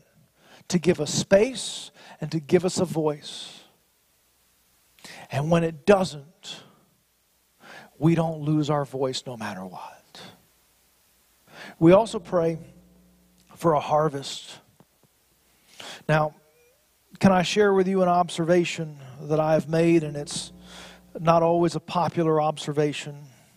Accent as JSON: {"language": "English", "country": "United States", "said": "As an American"}